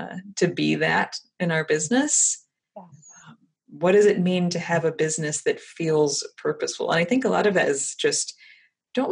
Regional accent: Texas, United States; I actually am Texan.

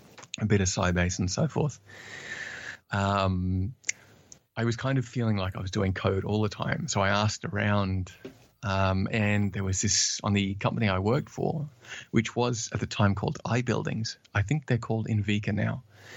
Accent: Australia; accent: Australian; I'm, as said earlier, I'm originally from Australia, though I'm told I have lost a bit of the Australian accent.

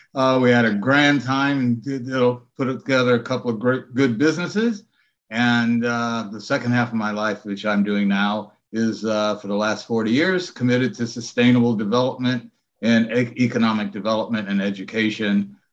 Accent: Evanston, Illinois, United States; I'm from Evanston, Illinois, Harvard 61.

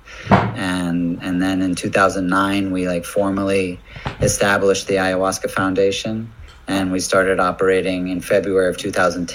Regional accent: United States; moved away; as an American

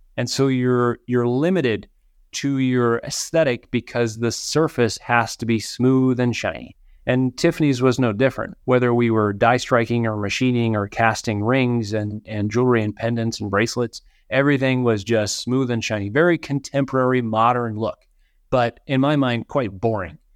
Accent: Minnesota, United States; moved away; grew up in Minnesota.

